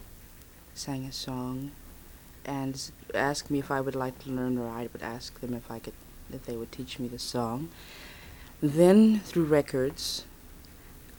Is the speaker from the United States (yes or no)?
yes; Los Angeles, California, United States; moved away as an adult; also born or lived in Birmingham, Alabama / San Francisco; born in Birmingham. And my family went to Los Angeles when I was about six, and we've been there ever since